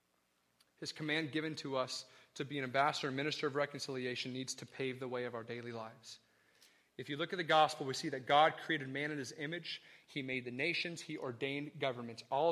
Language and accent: English; the North, Northern United States, United States; I'm from the North, and look, we're rude and arrogant and loud